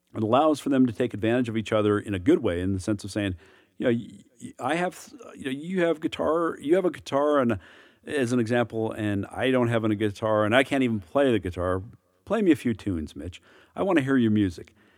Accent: United States; as an American

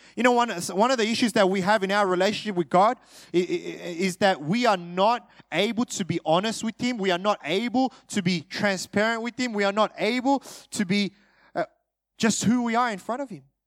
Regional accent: Australia; My parents are Korean. Uh, I'm, I'm Australian

